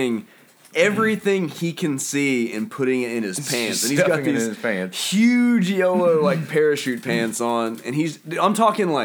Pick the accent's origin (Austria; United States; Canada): United States; Oklahoma; I'm from Oklahoma